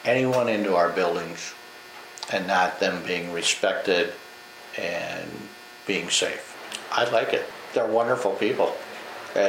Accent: Northwest Minnesota, United States; I grew up in Northwest Minnesota as part of the Sugar Beet.

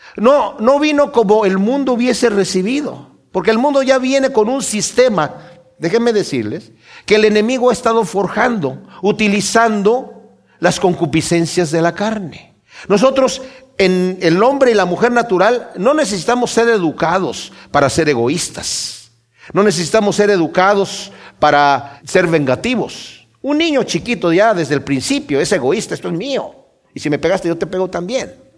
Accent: Mexico; mi país, México

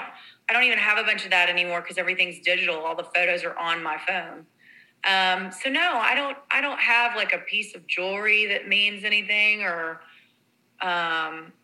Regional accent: Texas, United States; growing up in Texas

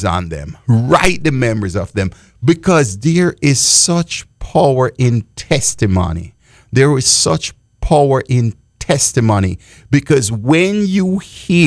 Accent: Jamaica; I grew up in Jamaica and the Baptist and under the Baptist denomination.

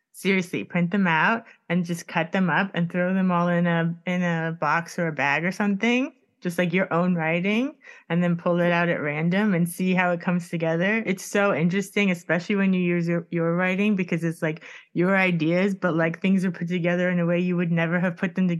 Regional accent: Miami, Florida, United States; I grew up in Coconut Grove, and it's like there's a marina there

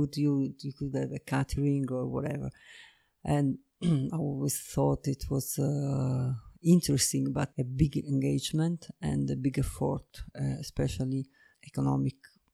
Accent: Naples, Campania, Italy; moved away; I was born in Naples. I'm from the south of Italy and really by the seaside

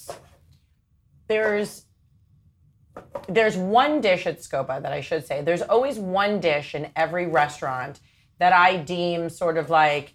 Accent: Long Island, New York, United States; I'm from Long Island

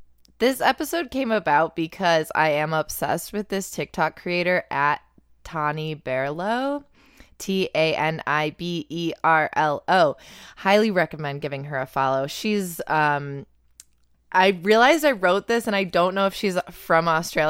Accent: Buffalo, New York, United States; accent: Buffalonian; The Buffalonian pops out

